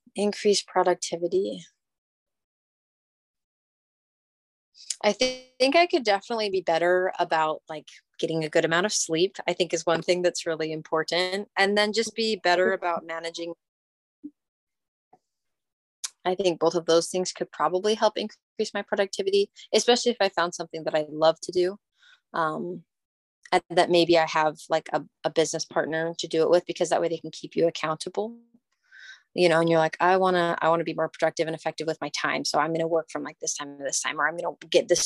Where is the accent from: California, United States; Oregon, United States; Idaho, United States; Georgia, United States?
Oregon, United States; I'm from Oregon in the United States.